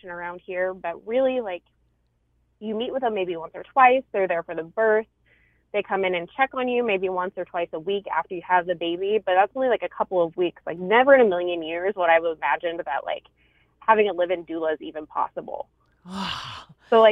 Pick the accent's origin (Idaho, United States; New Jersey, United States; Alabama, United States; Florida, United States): Idaho, United States; the town like I'm originally from, that my family grew up in, that I consider my hometown, like in its heyday had maybe 800 people in it